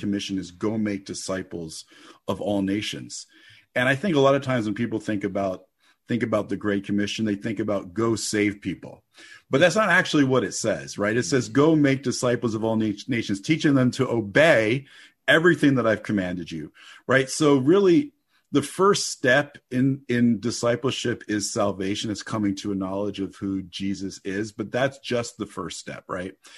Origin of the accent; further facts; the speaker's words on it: New Jersey, United States; I grew up in the Holy Land, New Jersey